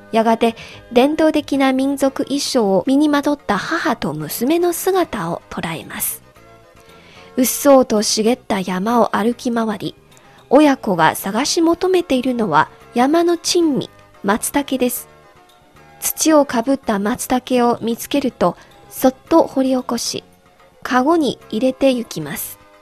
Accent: China; 私たち中国人

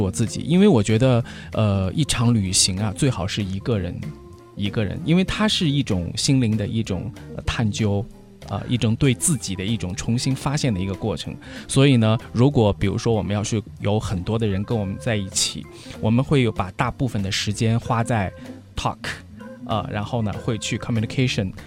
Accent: China; 我是来自中国的学生

